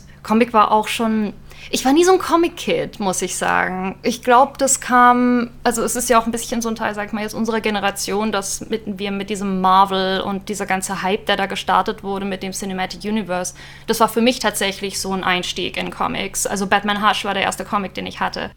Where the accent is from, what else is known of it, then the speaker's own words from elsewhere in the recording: near Stuttgart, Baden-Württemberg, Germany; moved away as an adult; now in Berlin, Germany; ich bin ursprünglich aus Süddeutschland, aus der Nähe von Stuttgart und bin nach Berlin gezogen